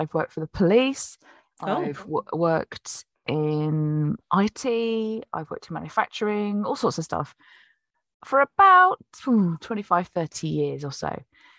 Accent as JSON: {"language": "English", "town": "Plymouth", "region": "South West England", "country": "United Kingdom", "tie": "born there", "said": "well, I was born in 1973 in Plymouth."}